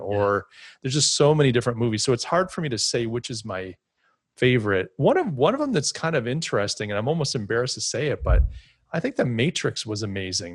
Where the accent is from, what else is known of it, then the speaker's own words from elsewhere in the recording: United States; Me being an American